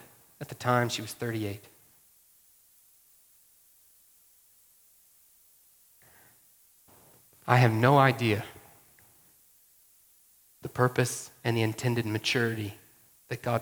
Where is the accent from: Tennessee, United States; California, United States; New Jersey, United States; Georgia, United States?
Georgia, United States; moved away; I grew up in Georgia